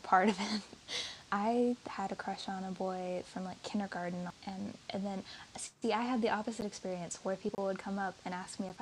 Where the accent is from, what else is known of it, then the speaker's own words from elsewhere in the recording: United States; I am American